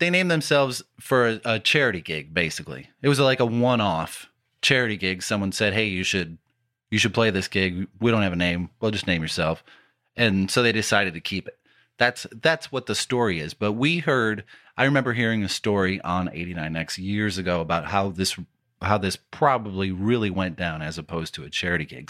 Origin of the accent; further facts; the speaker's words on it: Detroit, Michigan, United States; growing up in the Metro Detroit area